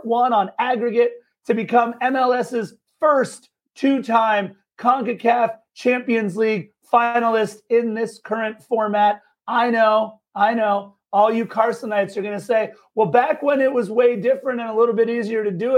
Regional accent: Los Angeles, California, United States; a born and raised Angelino

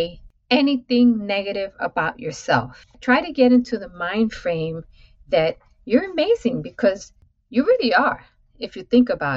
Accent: New York City, New York, United States; So all of those go between the Upper West Side to East Harlem to the South Bronx. This is my growing up

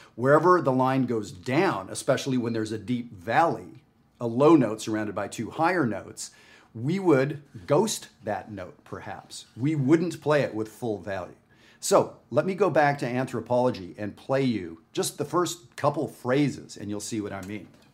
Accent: Canada; I'm not from the United States. I'm from Canada.

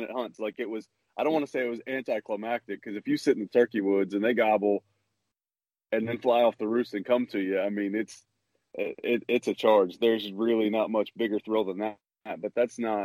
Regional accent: Kansas City, Missouri, United States; I grew up in Kansas City, Missouri

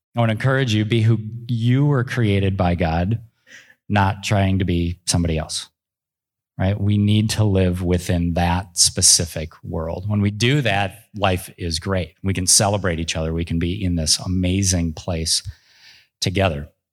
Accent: Minneapolis–Saint Paul, Minnesota, United States; I grew up in the Twin Cities

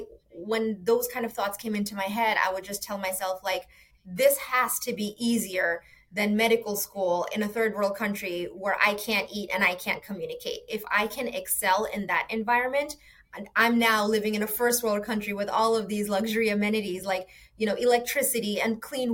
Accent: New York City, New York, United States; moved away as an adult; also born or lived in Bangladesh; now in Florida, United States; growing up in New York City in that classic immigrant story

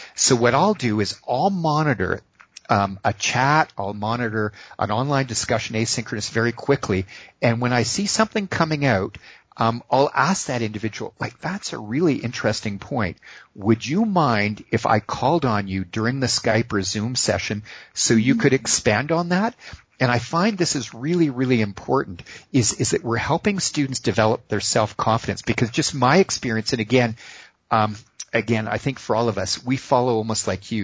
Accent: Boston, Massachusetts, United States; I was born in the Boston area

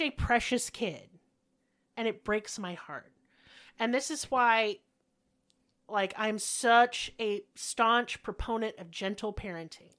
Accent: Owasso, Oklahoma, United States; also born or lived in Broken Arrow, Oklahoma / Tulsa, Oklahoma; I was actually raised in Owasso, Oklahoma, before my family moved to Broken Arrow, Oklahoma, and then to Tulsa. And so that is my hometown.

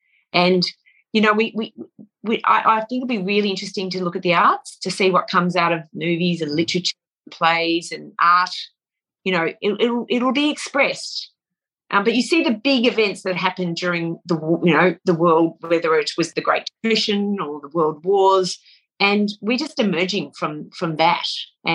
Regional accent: Australia; One of the strongest characteristics of being an Australian, I think, is the ability to see bullshit at 1,000 paces.

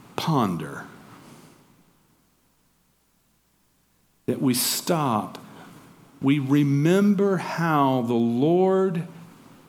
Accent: Georgia, United States; moved away; also born or lived in Tacoma, Washington; I'm from Georgia. I'm a Southerner

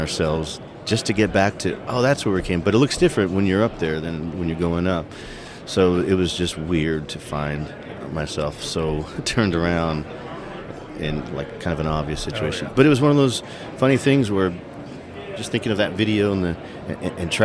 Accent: Big Bear, California, United States; Growing up in Big Bear, California

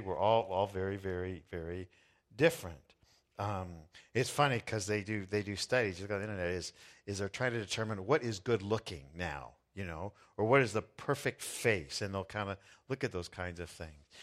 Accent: Southern California, United States; I was born in Southern California in the United States

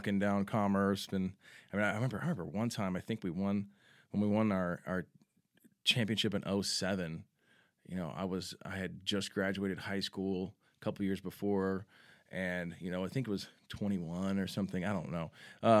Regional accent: San Antonio, Texas, United States; also born or lived in Grapevine; I was born in Grapevine, obviously. Texas, born in Texas, raised in San Antonio. I wasn't born here, but been here since I was a baby.

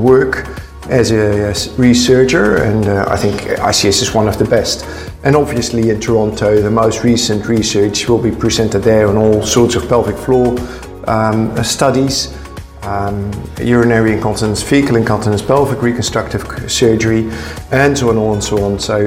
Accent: Netherlands; I'm from the Netherlands

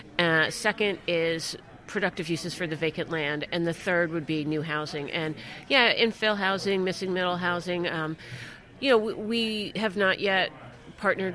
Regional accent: Boston, Massachusetts, United States; I'm from Boston

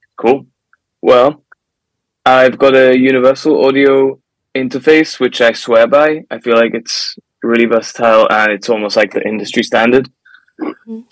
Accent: Gibraltar; now in Nashville, United States; I'm from Gibraltar

